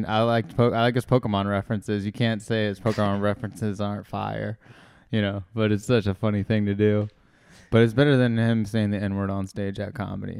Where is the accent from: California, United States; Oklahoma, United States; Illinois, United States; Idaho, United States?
California, United States; Fresno; Fresno, where you have your shows coming out, dude.